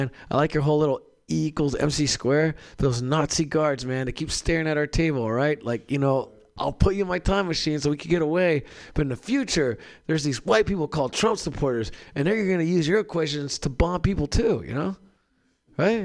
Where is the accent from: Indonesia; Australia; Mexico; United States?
Mexico; Mexicali, Baja California; moved away; I'm from Mexicali, Mexico